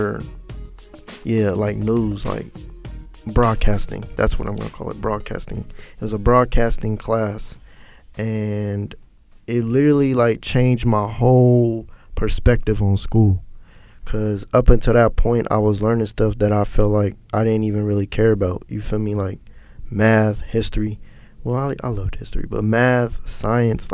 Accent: Cincinnati, Ohio, United States; also born or lived in Hamilton, Ohio; now in Atlanta, United States; I grew up in Cincinnati, but my mom, we moved to Hamilton like when I was in the sixth grade

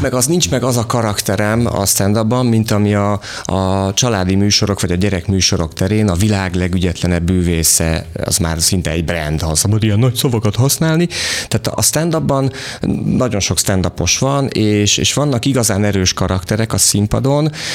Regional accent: Vas, Hungary; moved away; én Vasmegyei vagyok

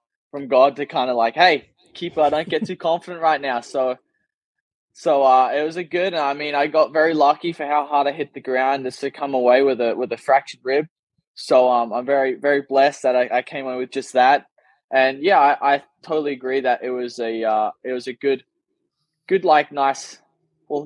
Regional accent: Australia; first language English; as an Australian

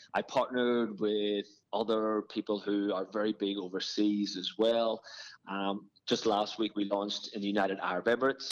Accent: Ireland; moved away as an adult; now in Australia; Grew up in Ireland playing a lot of football and was just as a kid just absolutely fitness mad

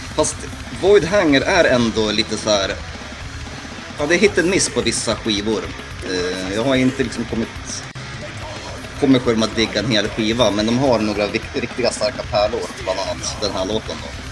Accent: Gdańsk, Pomeranian Voivodeship, Poland; now in Sweden; mina hemtrakter

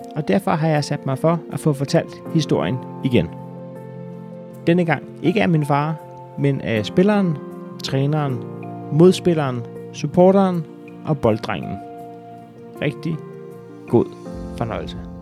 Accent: Næstved, Zealand, Denmark; Den 12. september 1984 blev jeg født i Næstved

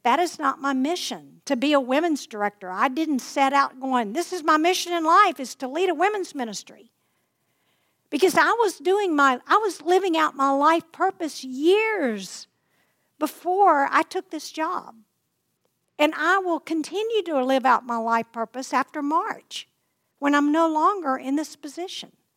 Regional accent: Plain Dealing, Louisiana, United States; in Lake Plain Dealing, which is my hometown

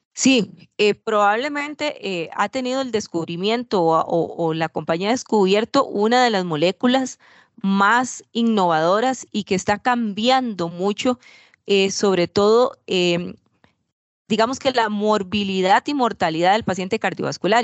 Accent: Costa Rica; yo soy de Costa Rica

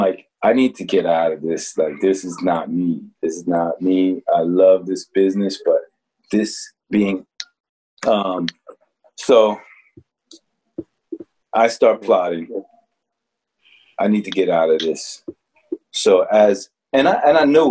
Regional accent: Newark, New Jersey, United States; I'm from Newark. I'm not from Queens.

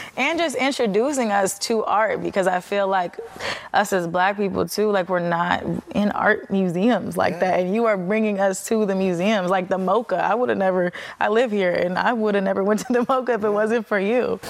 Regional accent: Chicago, Illinois, United States; moved away; our city

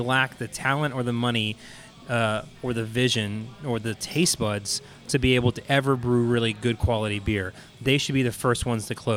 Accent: Houston, Texas, United States; I'm a born and bred Texan. I was born in Houston. I've, you know, lived here most of my life.

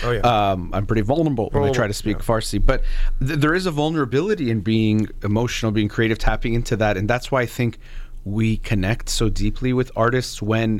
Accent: United States; as a native, I was born in the United States

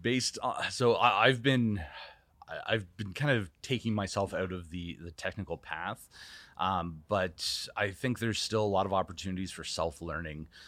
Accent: Canada; moved away; as a Canadian

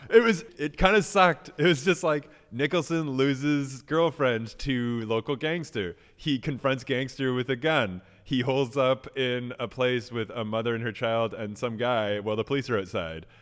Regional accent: Canada; as a Canadian

